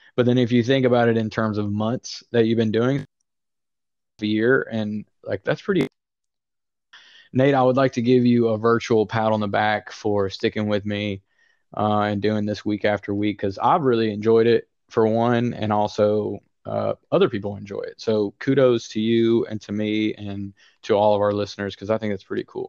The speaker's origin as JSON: {"language": "English", "region": "the South", "country": "United States", "said": "I'm from the South and I sound and act like somebody from the South."}